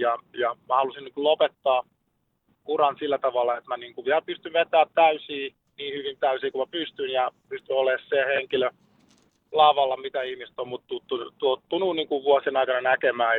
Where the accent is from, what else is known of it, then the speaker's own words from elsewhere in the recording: Lahti, Päijät-Häme, Finland; meillä Lahdessa